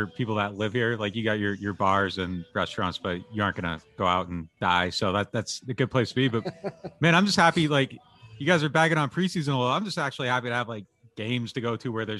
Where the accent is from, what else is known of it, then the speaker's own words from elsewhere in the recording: Pennsylvania, United States; now in New Orleans, United States; I'm from Pennsylvania